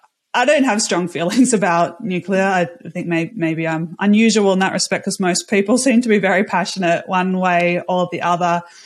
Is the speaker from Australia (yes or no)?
yes; Australia; And I think in Australia, I'm Australian, I'm in a slightly different situation when we don't have nuclear.